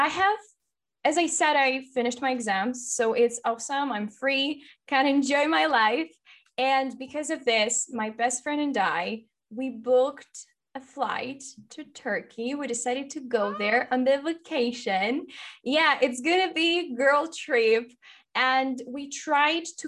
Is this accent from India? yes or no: no; Ukraine; first language Russian; English is a second language; I'm from Ukraine, so I'm half Russian and half Ukrainian